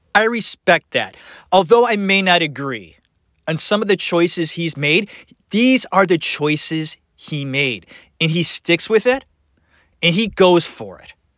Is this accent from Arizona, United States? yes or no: no; Cleveland, Ohio, United States; I'm from Ohio. Cleveland, Ohio